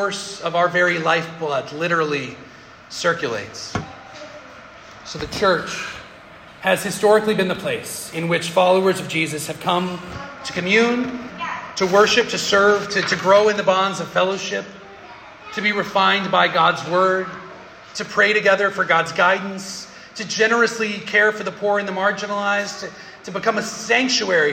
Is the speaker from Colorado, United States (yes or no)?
yes; Denver, Colorado, United States; moved away; I love my hometown, Denver